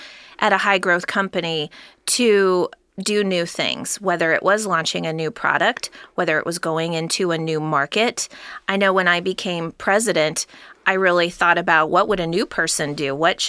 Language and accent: English; Cincinnati, Ohio, United States; I just kept coming back to wanting to be helpful within my hometown, which happens to be Cincinnati, Ohio